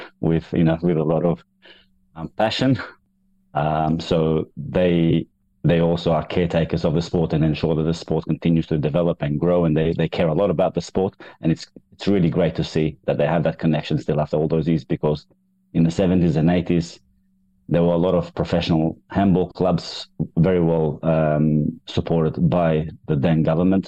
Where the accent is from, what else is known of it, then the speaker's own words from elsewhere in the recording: Kosovo; now in Australia; I grew up in Kosovo, the former Yugoslavia